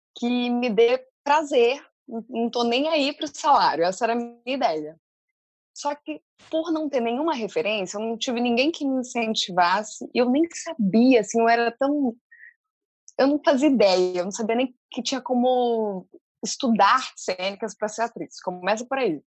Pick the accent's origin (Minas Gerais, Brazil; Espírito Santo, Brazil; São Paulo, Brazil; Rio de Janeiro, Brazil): Espírito Santo, Brazil; Vitória; eu nasci no Espírito Santo, né, em Vitória. Minha família é toda do interior, de uma cidadezinha chamada Fundão.